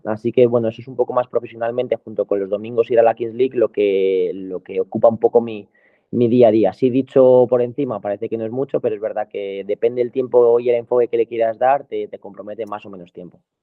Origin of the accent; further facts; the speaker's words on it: Madrid, Community of Madrid, Spain; yo soy un chico de Madrid, eh, del barrio Moratalaz